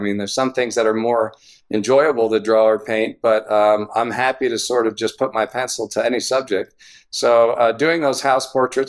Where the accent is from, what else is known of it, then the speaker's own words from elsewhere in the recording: Philadelphia, Pennsylvania, United States; moved away as an adult; also born or lived in Havertown, Pennsylvania / Exton, Pennsylvania / Syracuse, New York; I grew up in the western suburbs of Philadelphia. I was born in Havertown